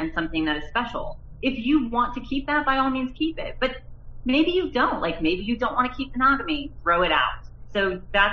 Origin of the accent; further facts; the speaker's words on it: Nebraska, United States; I grew up in the Midwest, I grew up in Nebraska